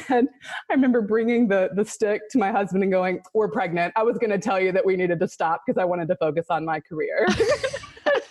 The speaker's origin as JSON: {"language": "English", "region": "the upstate of South Carolina", "country": "United States", "tie": "born or raised there", "said": "Both my husband and I were born and raised in the upstate of South Carolina"}